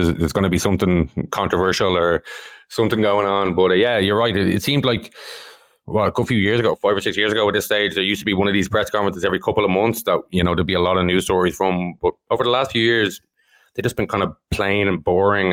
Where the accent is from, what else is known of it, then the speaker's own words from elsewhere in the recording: Ireland; I'm Irish